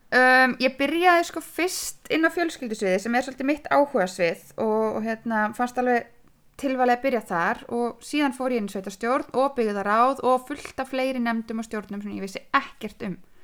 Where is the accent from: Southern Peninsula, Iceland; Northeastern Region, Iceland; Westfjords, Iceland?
Northeastern Region, Iceland; Húsavík; also born or lived in Akranes / Reykjavík; Ég er hérna fætt á Akranissi en fluttist til Húsavíkur með fóröldra mínum, bara um einsásaldur, þannig ég er uppalinn á Húsavík.